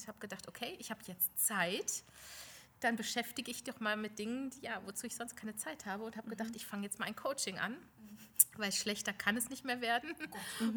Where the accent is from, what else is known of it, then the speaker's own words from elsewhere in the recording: Lower Saxony, Germany; ich komme aus Niedersachsen